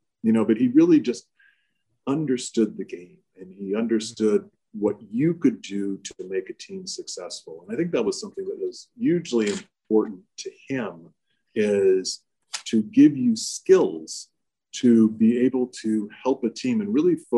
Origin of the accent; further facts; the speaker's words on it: Germany; born there; So I was born on Air Force Base in Germany.